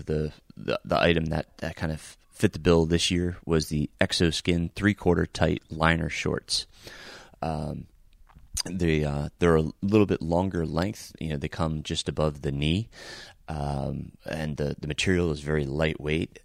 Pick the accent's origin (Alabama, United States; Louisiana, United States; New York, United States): New York, United States; Middletown; moved away; I am recording from Middletown, New York, my hometown where I grew up